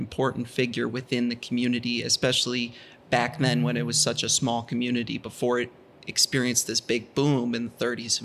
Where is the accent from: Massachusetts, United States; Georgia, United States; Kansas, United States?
Massachusetts, United States; Boston; I grew up, most of my time was spent in actual Boston